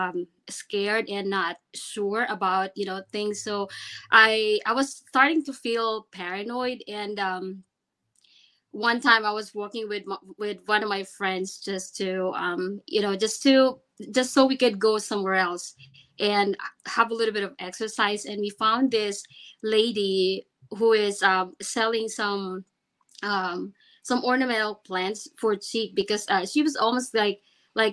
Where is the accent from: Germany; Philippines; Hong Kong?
Philippines; moved away as an adult; I grew up back in the Philippines and moved here when I was 28